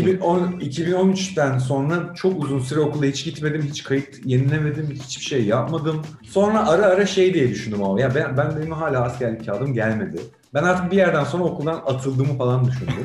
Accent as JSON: {"language": "Turkish", "region": "İzmir", "country": "Turkey", "said": "Biz İzmir insanıyız aslında. Yani Ege'liyiz"}